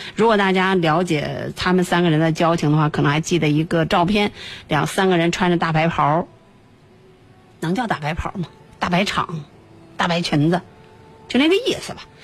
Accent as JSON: {"language": "Chinese", "country": "China", "said": "我们内地人"}